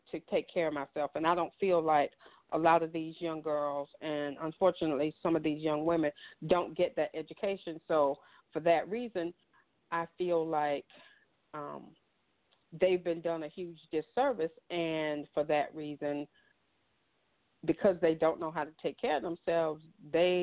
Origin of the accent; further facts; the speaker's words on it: the South, United States; as a little girl growing up in the South in the 70s